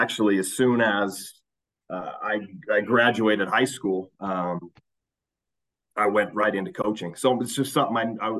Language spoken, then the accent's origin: English; Salt Lake, Utah, United States; also born or lived in Kearns, Utah / South Jordan, Utah; I'm a Salt Lake kid, born and raised in Salt Lake